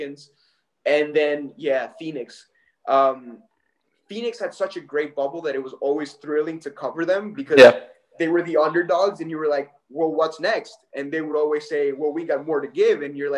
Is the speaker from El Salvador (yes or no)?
yes; El Salvador; moved away; I'm originally from El Salvador